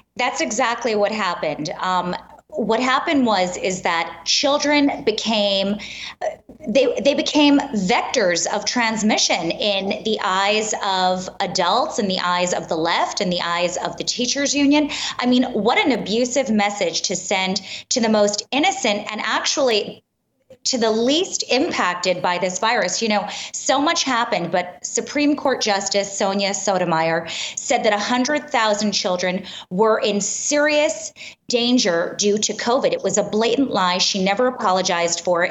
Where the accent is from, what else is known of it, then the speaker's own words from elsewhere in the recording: New York City, New York, United States; I'm born and raised in Manhattan